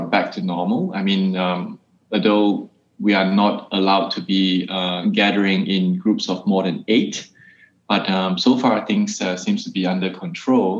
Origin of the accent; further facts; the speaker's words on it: Singapore; moved away as an adult; also born or lived in Hong Kong / Shanghai / Germany; I'm originally from Singapore, but I've been working and living outside of Singapore for the past 17 years